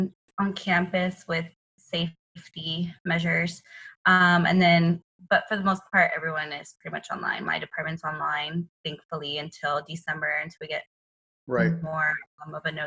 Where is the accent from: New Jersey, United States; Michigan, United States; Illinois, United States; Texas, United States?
Texas, United States; San Antonio; I currently am living in San Antonio. I'm from San Antonio.